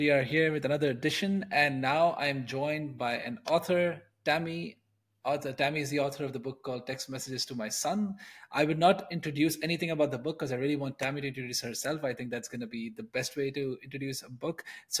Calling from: Netherlands; I'm calling in from the Netherlands.

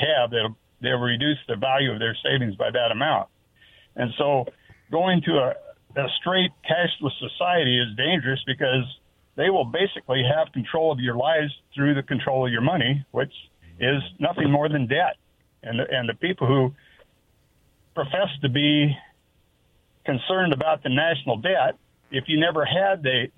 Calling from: Walla Walla, Washington, United States; Calling from Walla Walla.

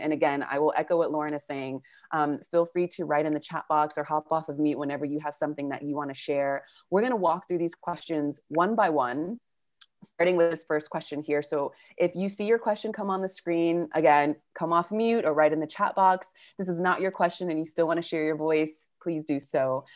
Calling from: Argentina; I'm calling from Argentina

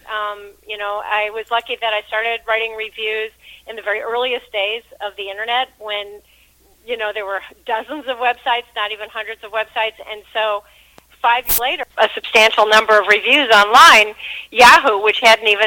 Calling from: Washington, D.C. area, United States; I'm just outside of Washington, D.C.

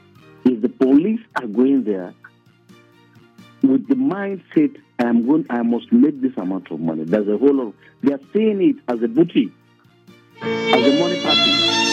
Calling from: Lagos, Nigeria; I'm calling you from Lagos.

